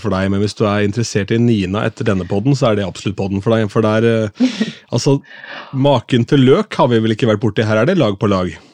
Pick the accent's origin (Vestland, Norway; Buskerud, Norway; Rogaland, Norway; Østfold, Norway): Østfold, Norway; Askim; also born or lived in Sarpsborg; jeg er jo fra Askim, men er født i Sarpsborg